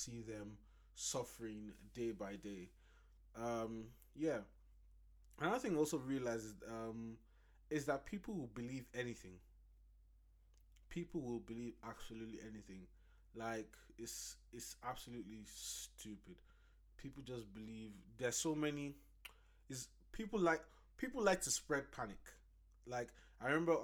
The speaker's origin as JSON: {"language": "English", "country": "Nigeria", "said": "my home country, Nigeria"}